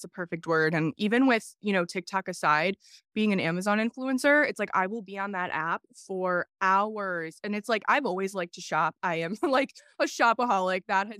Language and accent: English; Illinois, United States; But I'm 25 years old. … That's probably, like she said, what you know me as. I'm from Illinois, pretty boring state.